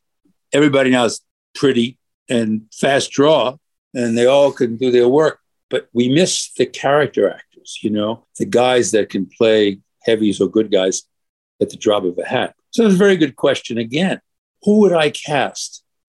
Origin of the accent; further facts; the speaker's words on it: New York City, New York, United States; When I was a little boy, I was 5 years old, growing up in Brooklyn